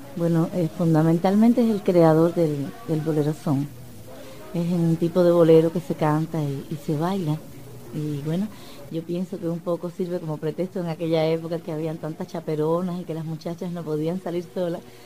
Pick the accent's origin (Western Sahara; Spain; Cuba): Cuba; Regla, Havana; yo nací en Regla. Mi mamá es reglana, mi papá es santiaguero.